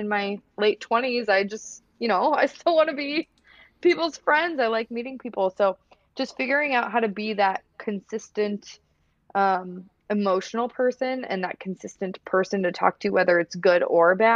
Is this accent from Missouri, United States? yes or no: no; Iowa, United States; I grew up in Iowa. I come from a farming family